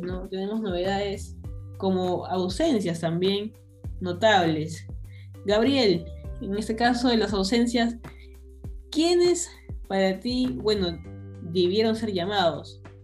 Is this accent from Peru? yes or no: yes; Peru